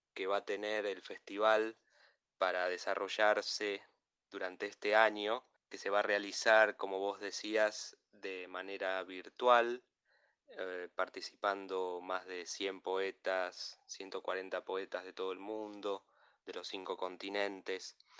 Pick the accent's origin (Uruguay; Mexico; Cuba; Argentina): Argentina; como argentino